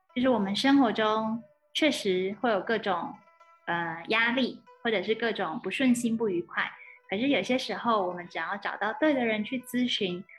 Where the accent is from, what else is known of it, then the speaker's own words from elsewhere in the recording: Sun Moon Lake, Nantou County, Taiwan; moved away as an adult; also born or lived in Shanghai, China; 我的老家日月潭这边